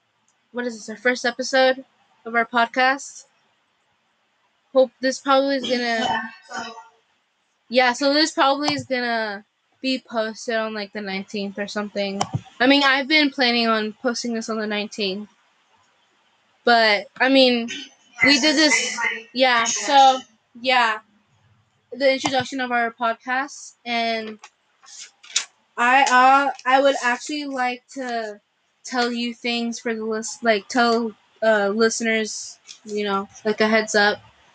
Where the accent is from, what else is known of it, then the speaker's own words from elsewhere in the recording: Los Angeles, California, United States; I'm from Los Angeles, California.